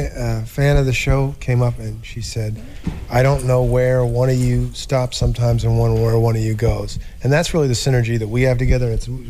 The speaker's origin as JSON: {"language": "English", "town": "Long Branch", "region": "New Jersey", "country": "United States", "tie": "born or raised there", "also_born_or_lived": "Boston", "moved": "yes", "lives_now": "Burlington, United States", "said": "I grew up in Long Branch, New Jersey, at Monmouth Medical. I was born there."}